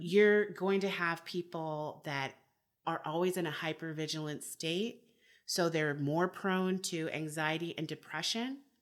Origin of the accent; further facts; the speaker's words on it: United States; I am American